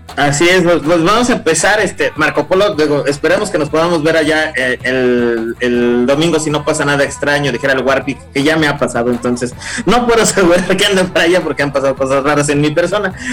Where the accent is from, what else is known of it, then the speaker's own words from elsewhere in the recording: Mexico; como mexicano